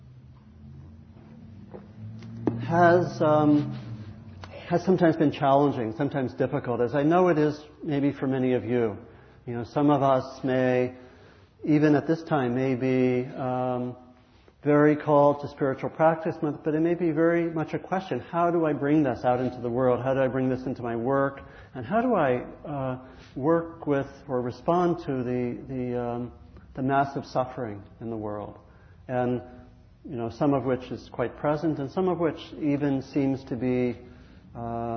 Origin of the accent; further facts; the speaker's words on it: Maryland, United States; I grew up in Maryland